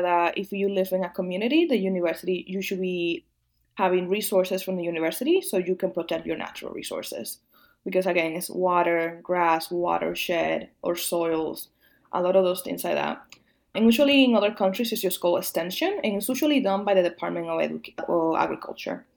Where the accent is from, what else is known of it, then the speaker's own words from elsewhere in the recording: Dominican Republic; moved away; also born or lived in Rhode Island / Midwest; I'm not just Dominican, also an immigrant